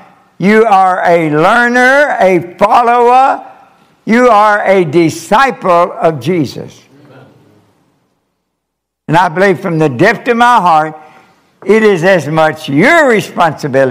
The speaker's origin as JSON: {"language": "English", "region": "Kentucky", "country": "United States", "also_born_or_lived": "Japan", "moved": "as an adult", "said": "I'm from Kentucky. We have a difficult time with English."}